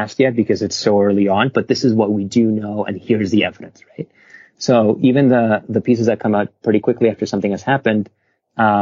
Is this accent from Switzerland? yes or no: no; Venezuela; moved away; I'm from Venezuela. I grew up there and I have a lot of family there.